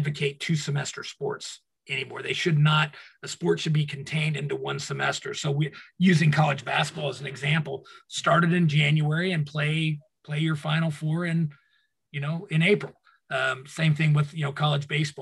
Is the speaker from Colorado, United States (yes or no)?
yes; Colorado, United States; growing up in Colorado, grew up around, many Native Americans